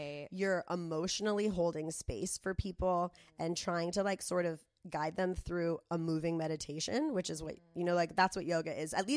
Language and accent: English; Del Mar, California, United States; growing up in Del Mar